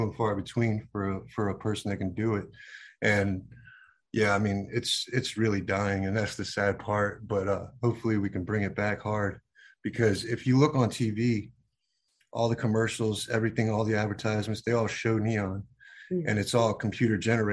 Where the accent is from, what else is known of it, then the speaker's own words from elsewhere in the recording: Virginia Beach, Virginia, United States; I grew up in Virginia Beach